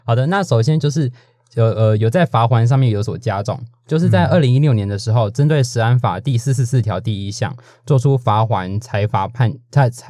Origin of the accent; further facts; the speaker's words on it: New Taipei, Taiwan; 我是新北，那是边疆地带。